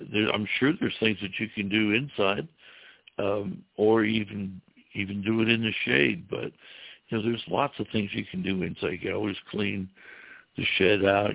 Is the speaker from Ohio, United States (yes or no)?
yes; Ohio, United States; moved away as an adult; also born or lived in Florida Keys; now in Florida, United States; I was from Ohio